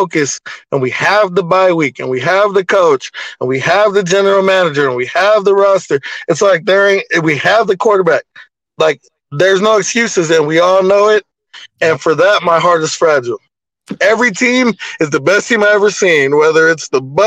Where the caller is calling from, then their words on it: San Bernardino County, California, United States; I'm calling from San Bernardino County